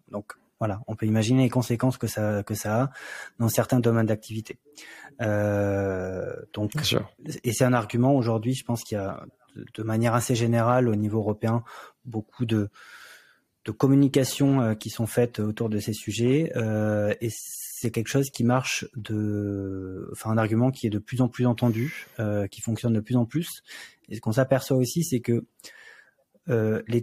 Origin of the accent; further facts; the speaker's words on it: France; puisque on est français et que euh, quasiment toute notre équipe est française